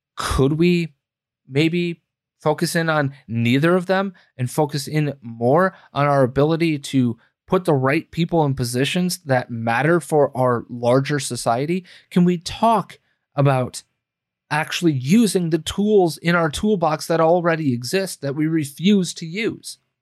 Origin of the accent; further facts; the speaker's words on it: United States; we, as the American people